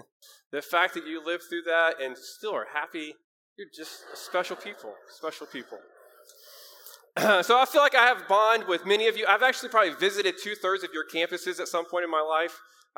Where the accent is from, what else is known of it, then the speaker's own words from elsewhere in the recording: Kentucky, United States; also born or lived in Indianapolis, Indiana; now in Columbus, United States; However, I grew up in Kentucky. I was born and raised in Kentucky. And so I feel like these are my people as well.